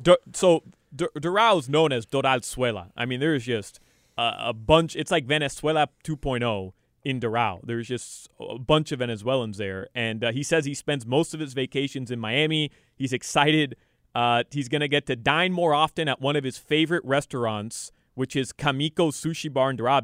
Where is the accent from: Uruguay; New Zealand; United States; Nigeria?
Uruguay; moved away; I'm from Uruguay